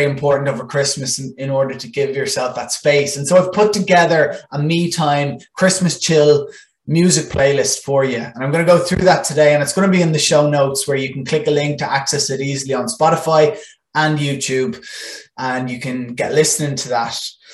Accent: Ireland; first language Irish

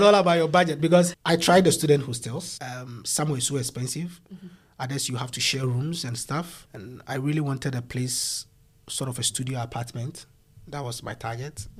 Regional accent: Ghana; moved away as an adult; now in Sydney, Australia; I come from Ghana

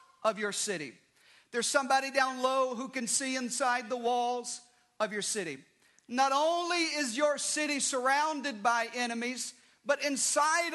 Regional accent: Arkansas, United States; I grew up in Arkansas

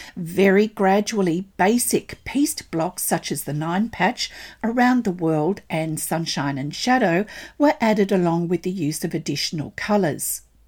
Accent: Australia; I'm an Australian textile artist

